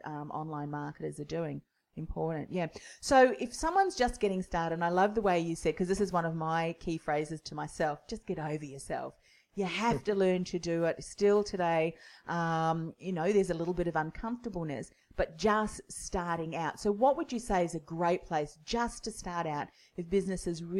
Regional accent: New Zealand; moved away; I'm originally from New Zealand too.

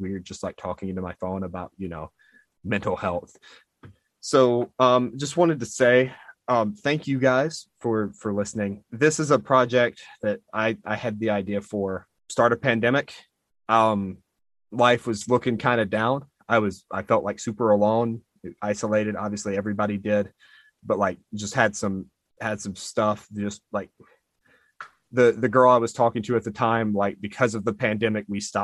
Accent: United Kingdom; accent: British; my British accent

